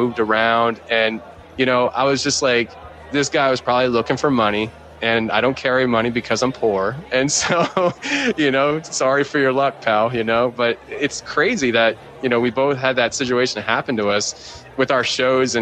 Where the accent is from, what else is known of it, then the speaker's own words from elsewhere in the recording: Philadelphia, Pennsylvania, United States; I'm from Philly